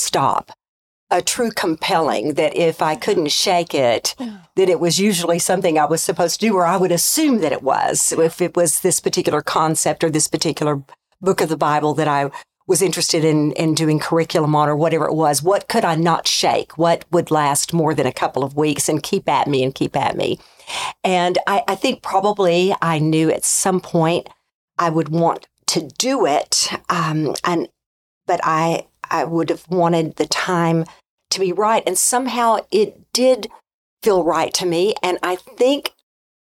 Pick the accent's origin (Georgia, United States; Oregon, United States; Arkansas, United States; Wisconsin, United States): Arkansas, United States; I grew up in Arkansas in a family of eight.